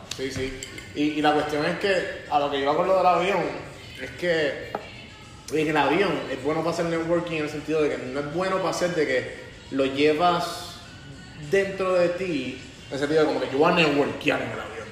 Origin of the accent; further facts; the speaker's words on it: Puerto Rico; yo soy un empresario puertorriqueño